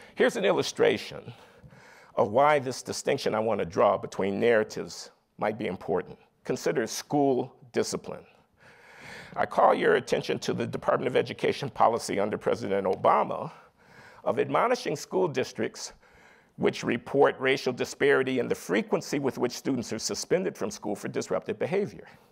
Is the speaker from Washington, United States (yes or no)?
no; Chicago, Illinois, United States; moved away as an adult; I grew up in Chicago in the 1950s and 60s in a working class family